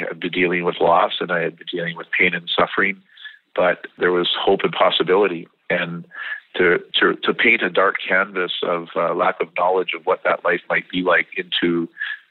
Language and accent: English; British Columbia, Canada; as a kid growing up in British Columbia